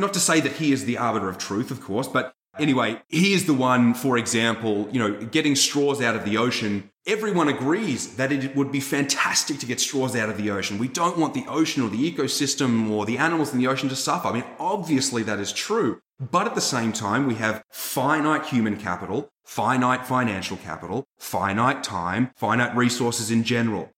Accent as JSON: {"language": "English", "country": "Australia", "moved": "yes", "lives_now": "United States", "said": "I'm just Australian"}